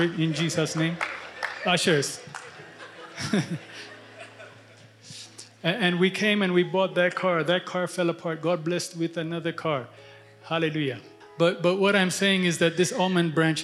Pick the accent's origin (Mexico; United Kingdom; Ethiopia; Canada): Ethiopia; now in United States; I'm a missionary from Ethiopia to America.